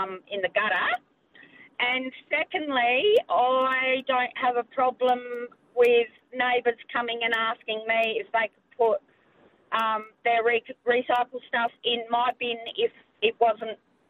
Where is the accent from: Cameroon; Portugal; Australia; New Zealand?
Australia; South Australia; being South Australian